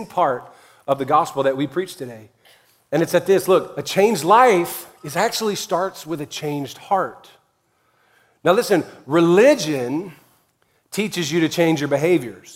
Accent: Louisiana, United States; I'm from Louisiana.

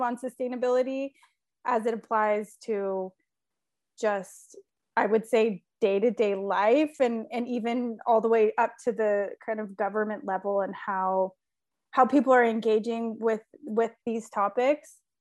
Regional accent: California, United States; moved away as an adult; also born or lived in Sweden; now in Italy; I was born and raised in California, but am currently living in Italy

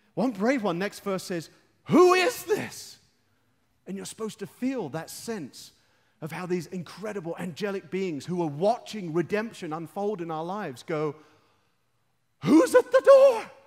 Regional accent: London, United Kingdom; I'm from London.

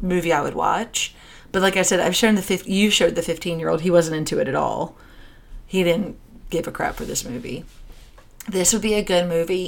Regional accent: United States; growing up in America

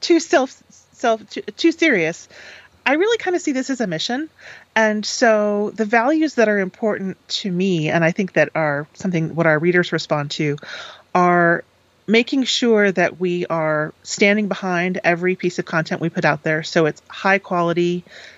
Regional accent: Eastern Connecticut, United States; I grew up in Eastern Connecticut, which is, you know, not quite the quiet corner of Connecticut, but definitely a sort of a fairly rural area

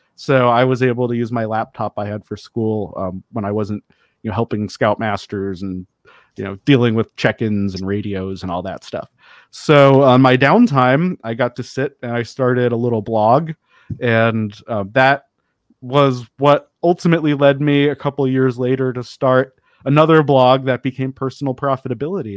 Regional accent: Denver, Colorado, United States; I grew up in Denver

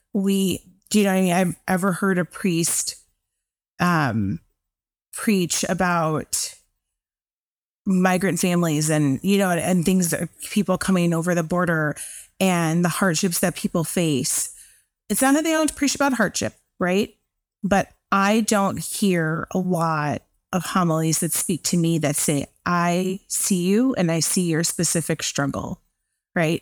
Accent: Chicago, Illinois, United States; I'm from Chicago

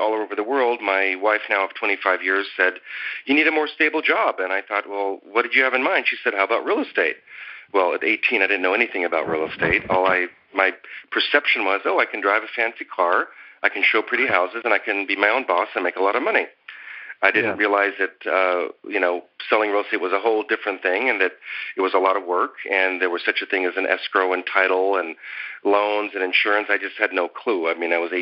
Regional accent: Los Angeles, California, United States; I was born in an area of L.A. called Echo Park, Silver Lake, when I was young. Lived there

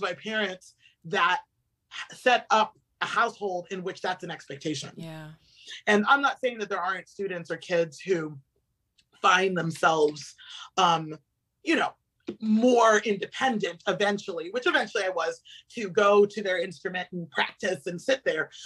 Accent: Avon Park, Florida, United States; I grew up in Florida um, right in the center of the state in uh, Avon Park, Florida.

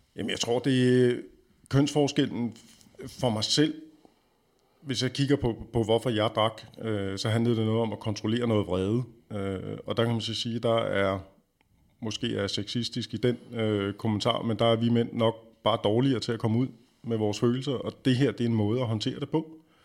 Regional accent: Denmark; vi har som danskere stort set alkohol indblandet i næsten alle vores aktiviteter

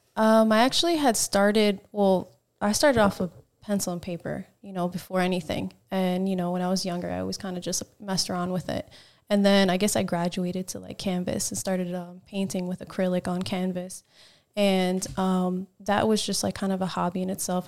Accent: New Jersey, United States; moved away; I'm from Jersey

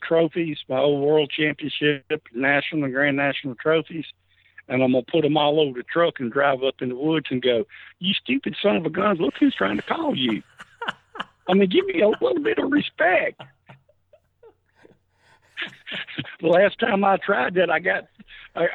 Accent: Hattiesburg, Mississippi, United States; I was born and raised in Hattiesburg, Mississippi

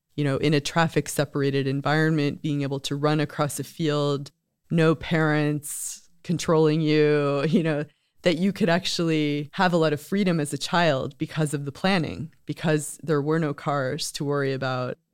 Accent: United States; now in Sweden; As an American coming to Sweden

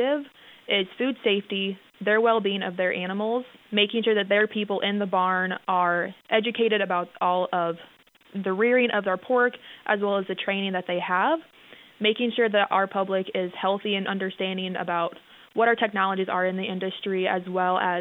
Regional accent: Kingsley, Iowa, United States; moved away as an adult; now in South Dakota, United States; I'm originally from Northwest Iowa, down by Sioux City in a small town of Kingsley.

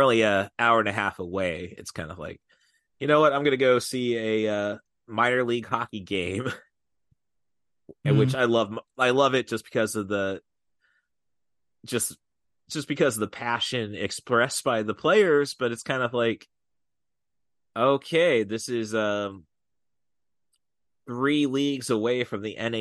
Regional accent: United States; being an American

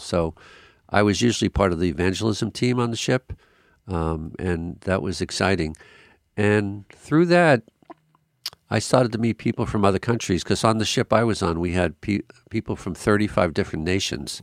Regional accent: Long Island, New York, United States; I was raised on Long Island, New York, which is a beautiful island

